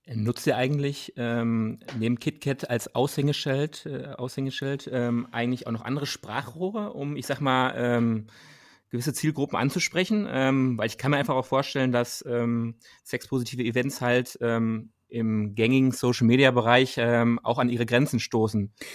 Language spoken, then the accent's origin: German; Dortmund, North Rhine-Westphalia, Germany; wir kommen ja aus Dortmund selber